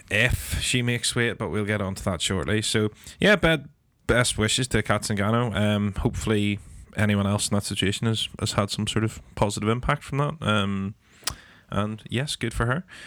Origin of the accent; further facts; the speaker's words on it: Northern Ireland, United Kingdom; as Northern Irish people